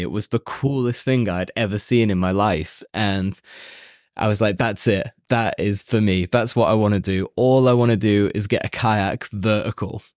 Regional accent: Warrington, North West England, United Kingdom; now in Chile; Warrington is my hometown. Um, it's slap bang in the middle of Liverpool and Manchester in the northwest of England

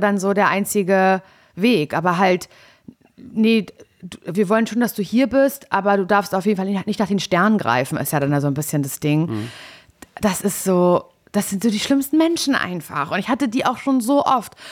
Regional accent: Parchim, Mecklenburg-Vorpommern, Germany; ich komme ja aus Parchim

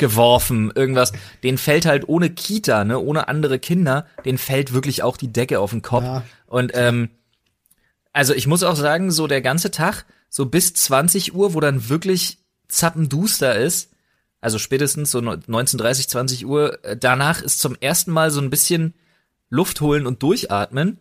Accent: Berlin, Germany; moved away as an adult; now in Brandenburg, Germany; ich bin Berliner. Ja ich bin mit einer Brandenburgerin, gebürtigen Brandenburgerin verheiratet. Ich lebe in Brandenburg mittlerweile

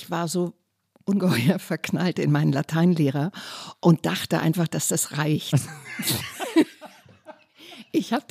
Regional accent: North Rhine-Westphalia, Germany; Ich komme aus dem Kölner Raum, deswegen ah. habe ich mich ganz

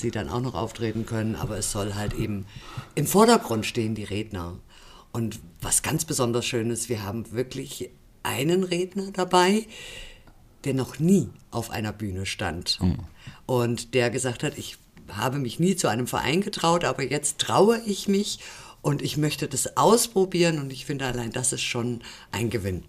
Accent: Rhineland, Germany; now in Fulda, Germany; Ich komme aus dem Rheinland, ja. Ich bin dort geboren und aufgewachsen.

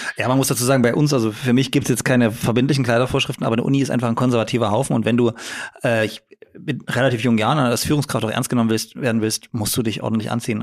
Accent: Dresden, Saxony, Germany; ich bin in Dresden geboren

